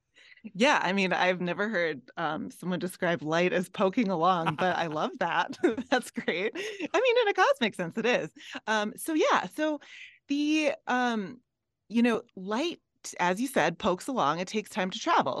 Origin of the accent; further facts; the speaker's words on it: Minnesota, United States; now in Colorado, United States; I'm from Minnesota